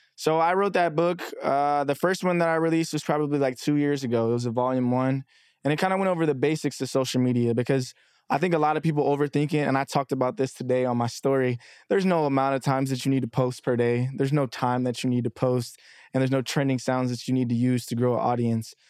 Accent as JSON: {"language": "English", "town": "Dallas", "region": "Texas", "country": "United States", "tie": "born or raised there", "also_born_or_lived": "Texarkana, Arkansas", "moved": "as an adult", "lives_now": "New York, United States", "said": "I'm originally from Texarkana, Arkansas, but I've lived in Dallas since I was nine, so technically, I tell people I'm from Dallas"}